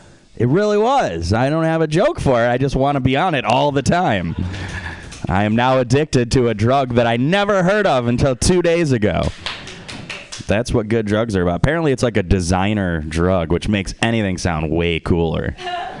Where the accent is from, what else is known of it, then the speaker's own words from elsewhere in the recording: Detroit, Michigan, United States; accent: Midwest; moved away as an adult; also born or lived in Warren, Michigan; now in San Francisco, United States; I'm from Detroit. You guys ever heard of Detroit? Yeah. That's where I'm from. I was born there